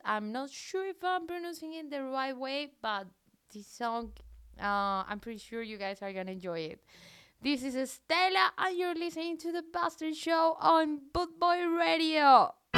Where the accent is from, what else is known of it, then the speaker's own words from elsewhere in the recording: Colombia; English is a second language; moved away as an adult; also born or lived in south of France; now in France; I'm from Colombia, but I have a very weird accent